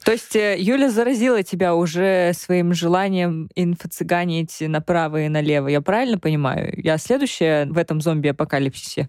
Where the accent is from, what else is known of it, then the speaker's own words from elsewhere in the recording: Russia; moved away as an adult; now in Germany; ich von der Russland, von der Russland, von Russland